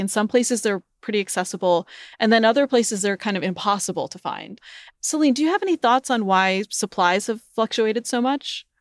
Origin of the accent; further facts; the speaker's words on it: New England, United States; I grew up in New England